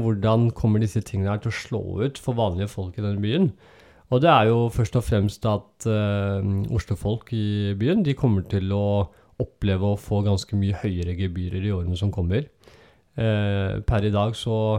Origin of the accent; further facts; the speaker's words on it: Oslo, Norway; det stedet der jeg vokste opp, og det er i Søndre Nordsjøen, og Vervenbukta